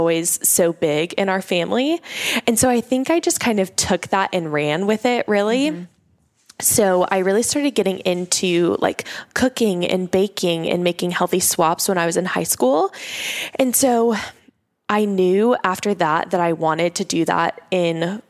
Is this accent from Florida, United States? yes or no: no; Oklahoma, United States; I grew up in Oklahoma. So that's where I'm originally from